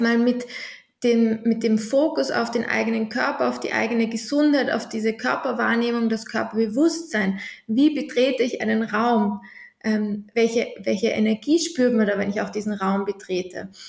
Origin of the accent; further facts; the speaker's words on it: Vienna, Austria; Ich komme aus Wien